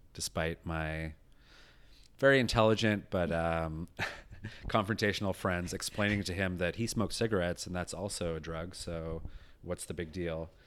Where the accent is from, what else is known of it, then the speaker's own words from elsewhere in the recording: rural British Columbia, Canada; also born or lived in England; I moved here when I was eight to rural British Columbia